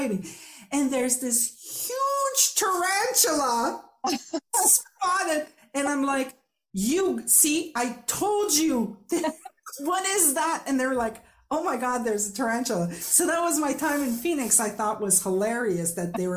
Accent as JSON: {"language": "English", "region": "Quebec", "country": "Canada", "first_language": "French", "second_language": "English", "said": "I am a French speaker from Quebec"}